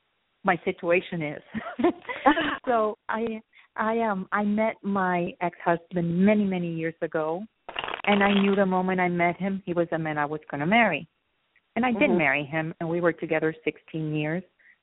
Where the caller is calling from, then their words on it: Miami, Florida, United States; I'm calling from Miami, Florida.